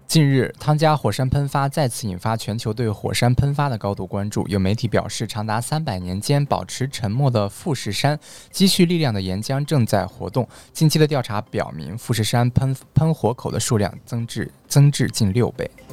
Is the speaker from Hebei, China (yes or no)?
yes; Xuanhua, Hebei, China; moved away; 宣化啊，就是我们老家啊